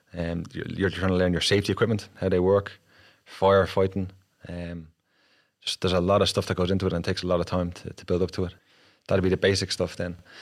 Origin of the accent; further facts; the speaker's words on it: Dublin, Leinster, Ireland; I grew up in Kilmainham in Dublin eight